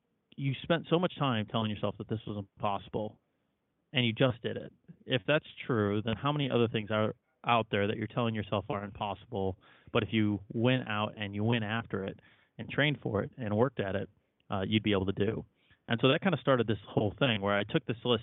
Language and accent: English; Chicago, Illinois, United States; So I grew up in Chicago, and I think every kid in Chicago that grew up there in the 90s is required to play basketball